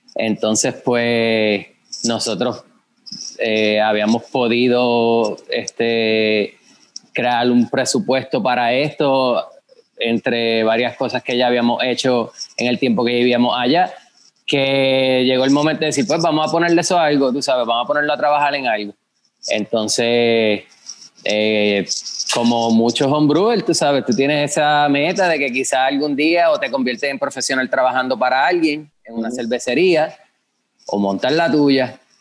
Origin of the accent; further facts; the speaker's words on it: Guayanilla, Puerto Rico; also born or lived in Yauco; me crié en Guayanilla, mi familia es de Yauco, pero yo digo que soy de Yauco también